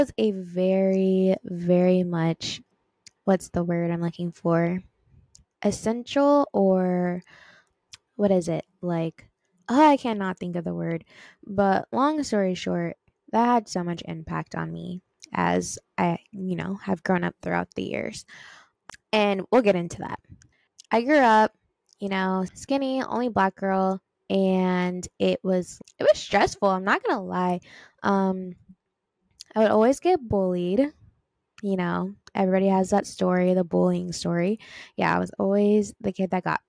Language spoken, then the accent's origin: English; Long Beach, California, United States; Born and raised in Long Beach, California